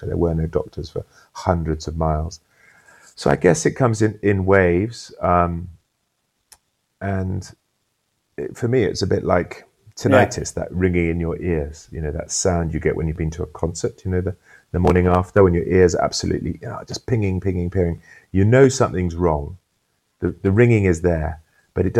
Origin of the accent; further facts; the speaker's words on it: United Kingdom; as a British person